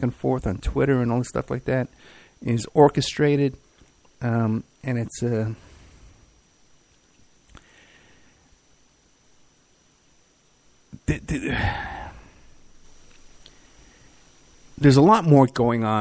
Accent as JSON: {"language": "English", "town": "New York City", "region": "New York", "country": "United States", "tie": "born or raised there", "also_born_or_lived": "Staten Island", "said": "growing up in the Bronx and then Staten Island"}